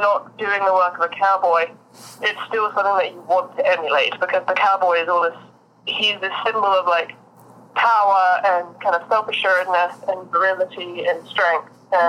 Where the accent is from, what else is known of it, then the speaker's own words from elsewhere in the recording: Austin, Texas, United States; also born or lived in London; I've grown up in cities my whole life. Like I'm from London and Austin, Texas.